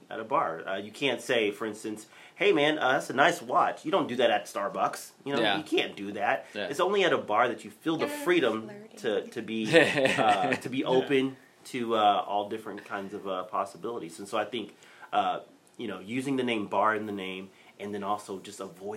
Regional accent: Texas, United States; growing up in Texas

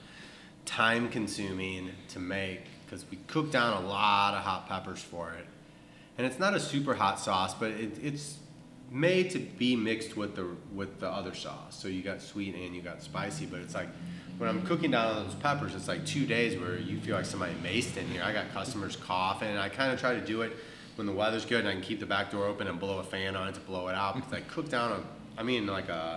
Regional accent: St. Louis, Missouri, United States; moved away as an adult; also born or lived in New York; now in Texas, United States; I grew up in St. Louis

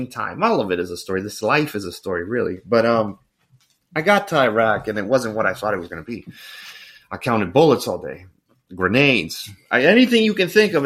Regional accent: El Salvador; moved away; also born or lived in Miami, Florida; I grew up in El Salvador

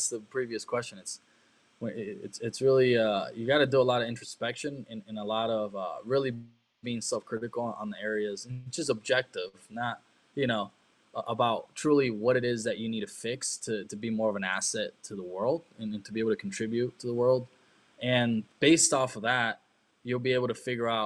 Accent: Germany; moved away; also born or lived in Costa Rica / China; I grew up in Germany

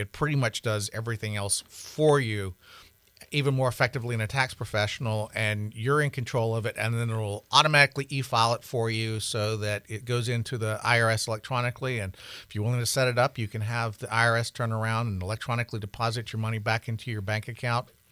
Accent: the South, United States; now in Montana, United States; I grew up in the South

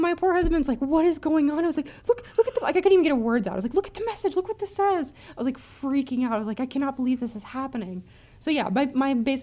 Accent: Indiana, United States; moved away as an adult; now in Ohio, United States; I am from the Midwest. I grew up in Indiana and moved to Ohio a few years ago, and I've been living here for the past, I'd say, about 5 years

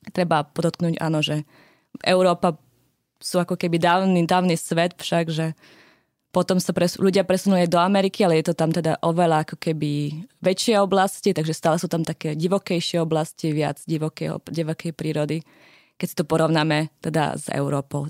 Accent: Slovakia; now in Norway; u nás na Slovensku

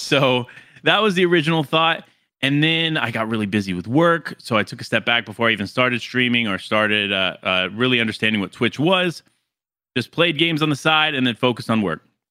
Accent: Florida, United States; moved away as an adult; also born or lived in New York City area; now in near New York City, United States; born and raised in Florida

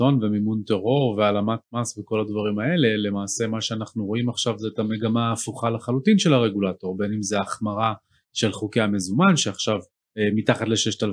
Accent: Israel; בתור ישראלים

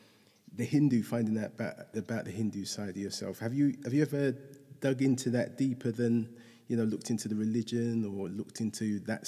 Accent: London, United Kingdom; I come from Hackney as well

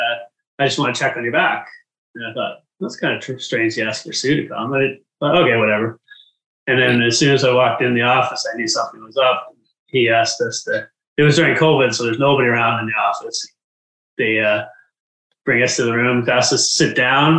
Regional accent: Abbotsford, British Columbia, Canada; now in Kelowna, Canada; my hometown from Abbotsford

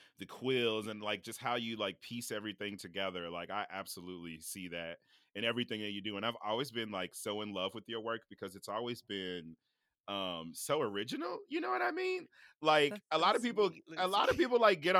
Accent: Kansas City, Kansas, United States; moved away; I'm a Kansas City kid. I grew up on the Kansas side

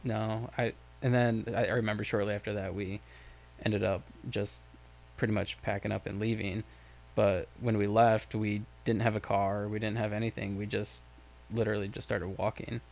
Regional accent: Lake Worth, Florida, United States; Michael and I grew up in Lake Worth, Florida

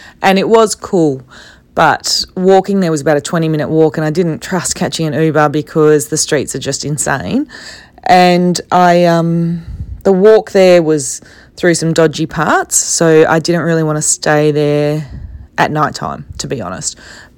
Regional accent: Australia

